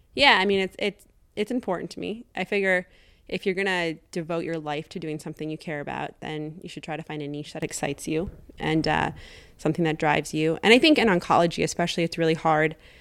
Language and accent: English; Janesville, Wisconsin, United States; moved away as an adult; also born or lived in Saint Louis, Missouri / Madison, Wisconsin; I grew, was born and raised in Janesville, Wisconsin, southern Wisconsin